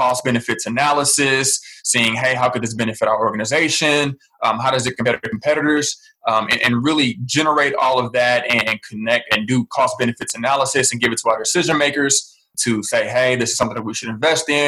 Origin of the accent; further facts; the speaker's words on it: St. Louis, Missouri, United States; I was born and raised in St. Louis, Missouri